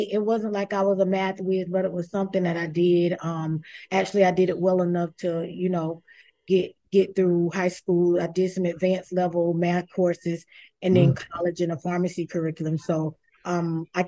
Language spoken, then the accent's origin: English; South Carolina, United States; now in Florida, United States; I'm originally from South Carolina